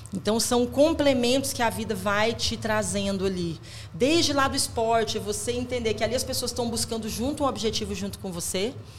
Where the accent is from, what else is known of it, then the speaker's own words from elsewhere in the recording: Ijuí, Rio Grande do Sul, Brazil; Eu nasci no Rio Grande do Sul, em Juí